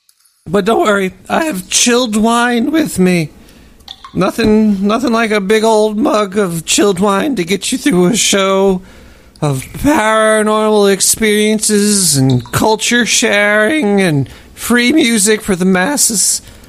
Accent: Brooklyn, New York, United States; I'm from Brooklyn. Calm down.

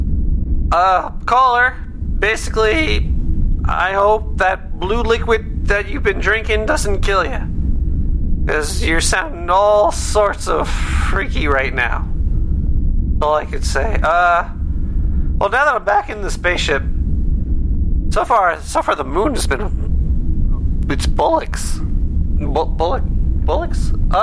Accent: United States; I'm American

